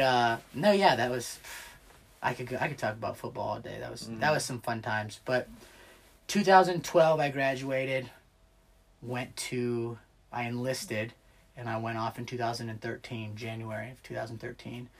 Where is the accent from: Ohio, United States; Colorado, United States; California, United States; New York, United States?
Ohio, United States; Clyde; also born or lived in Bowling Green, Ohio; grew up in Green Springs slash Clyde